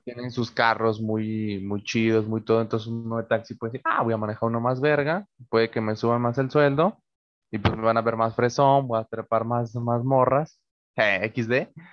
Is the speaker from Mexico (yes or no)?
yes; Mexico; los que somos de México